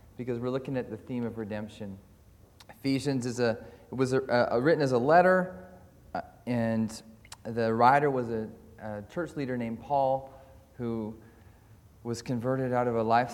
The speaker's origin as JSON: {"language": "English", "country": "Canada", "also_born_or_lived": "Caldercruix, Scotland", "moved": "as an adult", "lives_now": "Scotland, United Kingdom", "said": "I'm from Calder Crooks, but also from Canada. Before that, I was a pastor there, and then we came over here to study and to serve."}